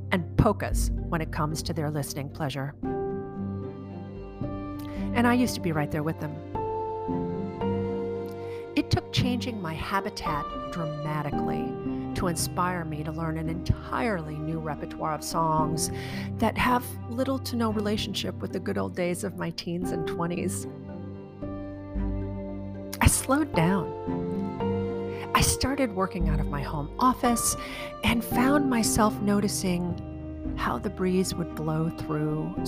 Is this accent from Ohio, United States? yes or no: no; Chicago, Illinois, United States; moved away as an adult; also born or lived in Prague / San Francisco / St. Louis; I grew up in Chicago, and subsequently I moved to other cities like Prague and San Francisco and St. Louis.